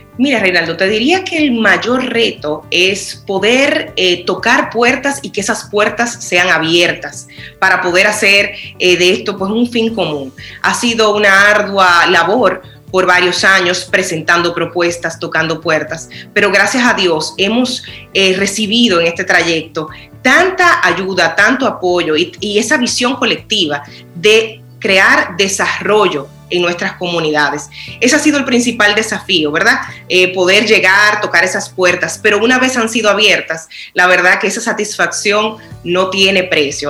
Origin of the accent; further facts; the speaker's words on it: Dominican Republic; como nación